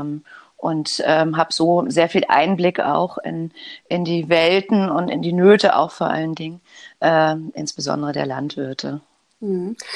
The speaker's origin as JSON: {"language": "German", "region": "Hamburg", "country": "Germany", "said": "ich komme aus Hamburg und lebe in Hamburg im Alstertal."}